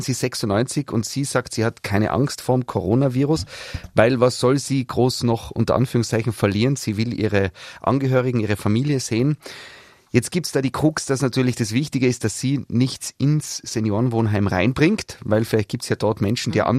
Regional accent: Tyrol, Austria; bei uns in Tirol

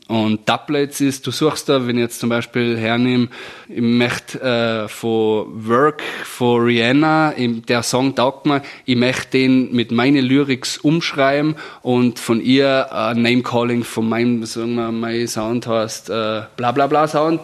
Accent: Austria; bei uns in Föhrbrunn

